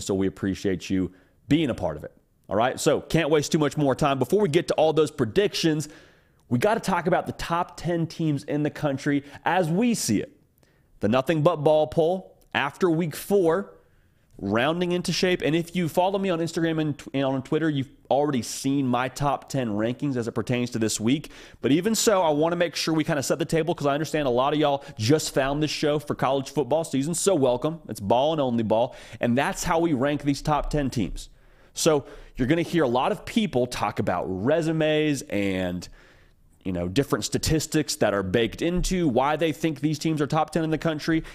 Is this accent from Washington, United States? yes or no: yes; Issaquah, Washington, United States; I was born in the state of Washington. I was born in Issaquah